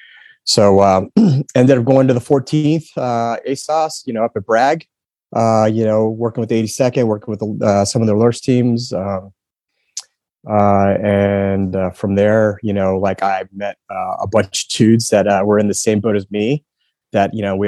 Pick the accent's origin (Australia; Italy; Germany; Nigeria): Germany; Heidelberg, Baden-Württemberg; also born or lived in Fayetteville, United States / San Antonio, United States; I grew up in Heidelberg for about 7 years, and then we ended up in Texas in San Antonio, and that's kind of where I that's where I enlisted, joined the Air Force.